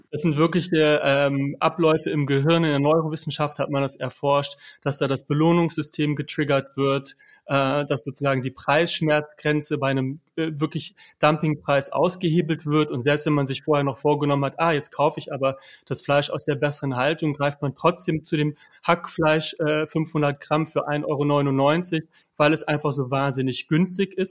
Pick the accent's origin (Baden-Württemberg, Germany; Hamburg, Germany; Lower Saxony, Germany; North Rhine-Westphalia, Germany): Lower Saxony, Germany; Hanover; Ich komme aus Niedersachsen, Hannover, äh, protestantisch geprägt